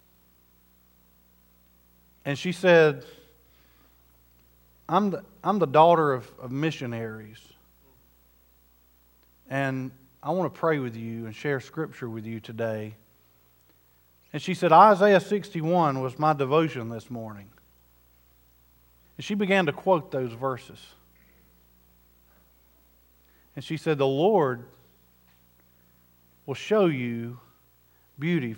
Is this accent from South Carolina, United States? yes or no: yes; South Carolina, United States; I'm from South Carolina